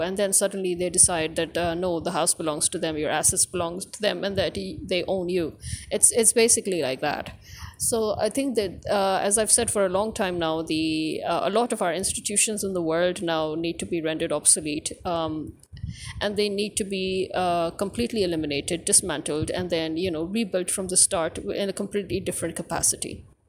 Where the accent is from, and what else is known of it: Pakistan